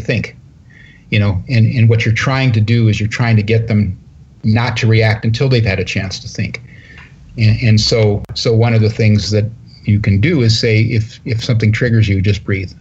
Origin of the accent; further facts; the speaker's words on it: Northern California, United States; I'm from Northern California